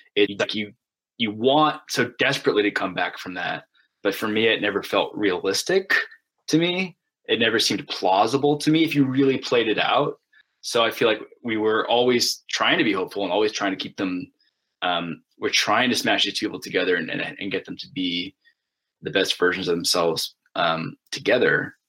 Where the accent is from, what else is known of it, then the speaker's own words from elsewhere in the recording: United States; I'm an American, and I live in a, an open democracy